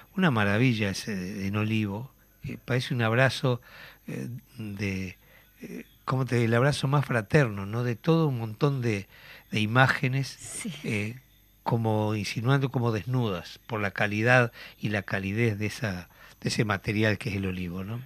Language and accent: Spanish; Uruguay; como uruguayo, como oriental